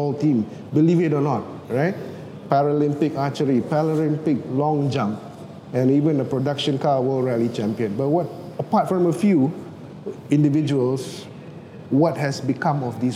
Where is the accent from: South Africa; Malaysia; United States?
Malaysia; proud as a Malaysian